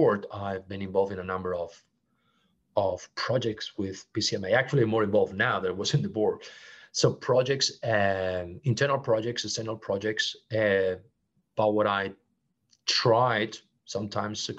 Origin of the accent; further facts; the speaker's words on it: Barcelona, Catalonia, Spain; English is a second language; moved away as an adult; also born or lived in Geneva / Brazil / Singapore; in Barcelona, my hometown